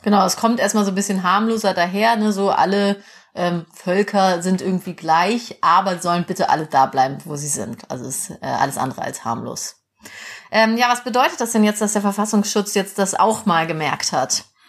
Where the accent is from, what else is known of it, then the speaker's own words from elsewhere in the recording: West Germany, Germany; Mir als Wessi